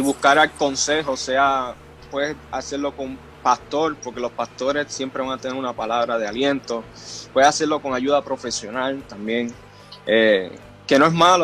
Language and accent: Spanish; Río Grande, Puerto Rico; moved away as an adult; also born or lived in Florida; yo nací en Puerto Rico, en el pueblo de Río Grande. Ah, sí, en el pueblo de Río Grande y me crié siempre en la iglesia evangélica El Tabor